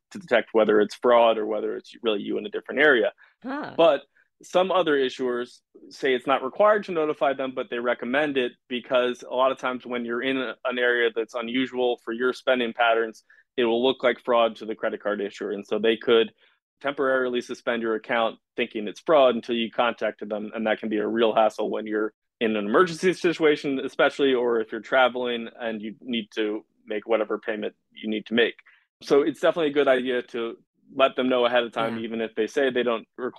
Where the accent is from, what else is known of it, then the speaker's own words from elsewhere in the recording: Washington, District of Columbia, United States; I'm from Washington, D.C.